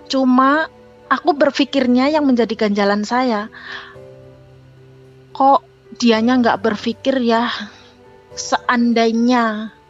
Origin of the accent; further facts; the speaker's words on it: Java, Indonesia; kalau kita orang Jawa ngomong keblinger gitu kak